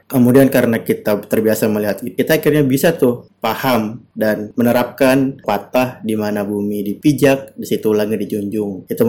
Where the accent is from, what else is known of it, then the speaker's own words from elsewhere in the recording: South Sulawesi, Indonesia; now in Java, Indonesia; Karena saya berasal dari Bugis kemudian pindah e, di daerah yang suku Jawa itu tentu banyak banget perbedaannya tentang gaya hidup, tentang makanan, tentang tutur kata, apalagi bahasa yang sangat-sangat berbeda